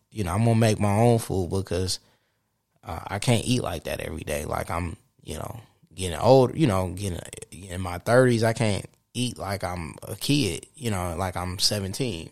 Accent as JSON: {"language": "English", "town": "Saginaw", "region": "Michigan", "country": "United States", "tie": "born or raised there", "said": "Saginaw, where my hometown"}